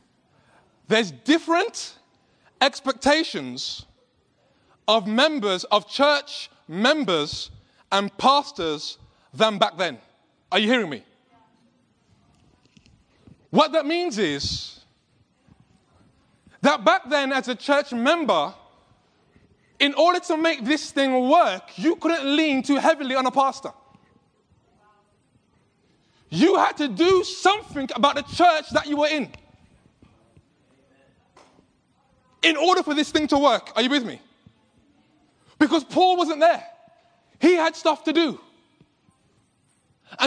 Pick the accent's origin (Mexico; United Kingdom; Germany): United Kingdom; England; accent: British; I'm from England. And I know people have been struggling since I've been here with my British accent